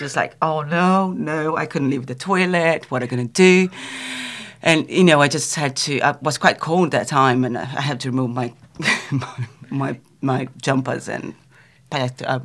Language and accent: English; São Paulo, Brazil; moved away; I grew up in Brazil, in São Paulo.